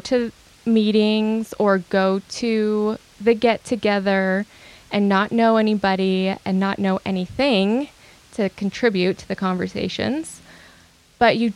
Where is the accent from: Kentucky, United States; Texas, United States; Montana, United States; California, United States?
Montana, United States; Bigfork; moved away; also born or lived in Whitehall, Montana; So I grew up in Montana, in Big Fork during the winter and Whitehall during the summer